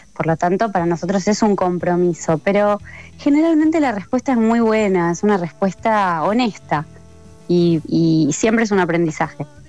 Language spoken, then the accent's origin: Spanish; Buenos Aires Province, Argentina; yo soy del conurbano bonaerense